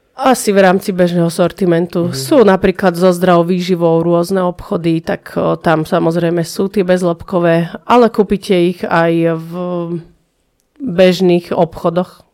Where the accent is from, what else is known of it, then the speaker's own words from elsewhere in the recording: Prievidza, Trenčín Region, Slovakia; Ja som z Necpal